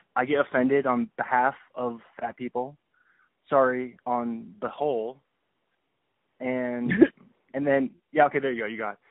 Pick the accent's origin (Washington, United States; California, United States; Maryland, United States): Washington, United States; Seattle; I'm from Seattle